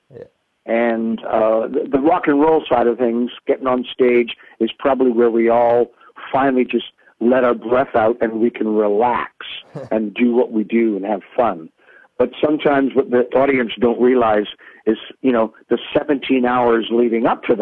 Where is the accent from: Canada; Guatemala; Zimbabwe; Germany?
Canada; being Canadian